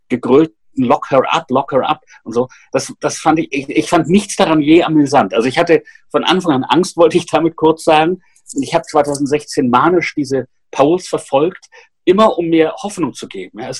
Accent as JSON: {"language": "German", "country": "Austria", "tie": "born or raised there", "said": "Ich bin ja in Österreich aufgewachsen in den 70er Jahren."}